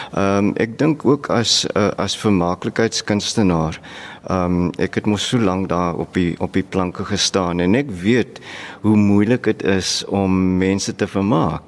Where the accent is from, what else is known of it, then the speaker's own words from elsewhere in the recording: Worcester, Western Cape, South Africa; Ek is van Hoeste